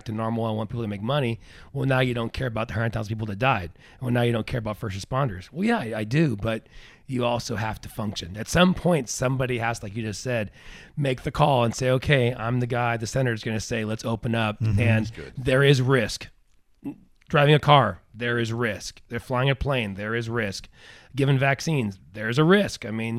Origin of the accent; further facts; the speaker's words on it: Grants Pass, Oregon, United States; We're rednecks from Grants Pass. The population 80,000.